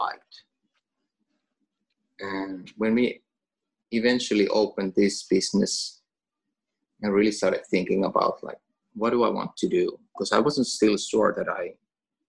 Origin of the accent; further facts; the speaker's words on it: Finland; first language Finnish; English is a second language; now in Åland, Finland; Finnish, which is my native language